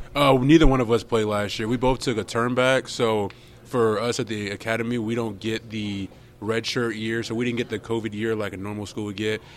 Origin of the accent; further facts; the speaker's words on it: Jacksonville, Florida, United States; moved away as an adult; I'm from uh, Jacksonville, Florida